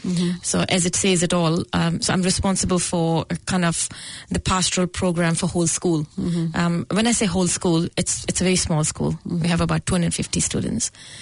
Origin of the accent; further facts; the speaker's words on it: Goraya, Punjab, India; moved away as an adult; also born or lived in New Zealand; now in Auckland, New Zealand; In Punjab, I was born in a small town, Goraya, which is close to one of the big cities, Jalandhar.